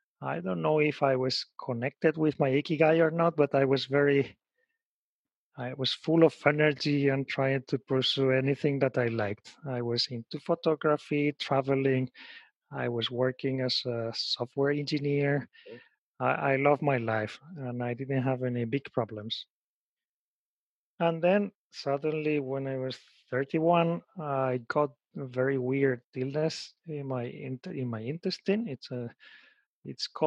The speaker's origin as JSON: {"language": "English", "country": "Spain", "tie": "born or raised there", "moved": "as an adult", "lives_now": "Japan", "said": "I was raised and born in Spain"}